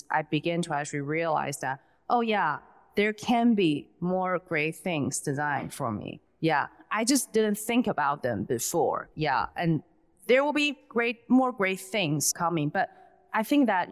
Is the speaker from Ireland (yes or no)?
no; Taiwan; moved away as an adult; now in United States; I grew up in Taiwan and I came here, I came to the States when I was 22